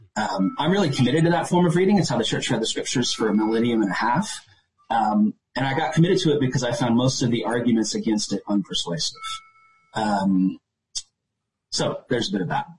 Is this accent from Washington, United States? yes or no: no; Chapel Hill, North Carolina, United States; moved away as an adult; now in West coast, Canada; I was from Chapel Hill, super liberal university tech community